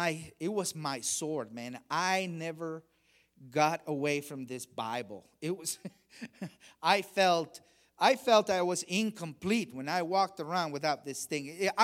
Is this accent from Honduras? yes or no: yes; Honduras; English is a second language; I remember when I was a kid, I grew up very religious. I grew up in Latin America, in Honduras, and I remember when I was an altar boy